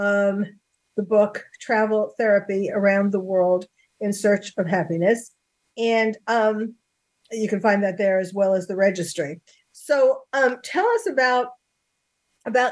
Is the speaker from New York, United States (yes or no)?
yes; New York, United States; accent: New York; my New York accent is coming out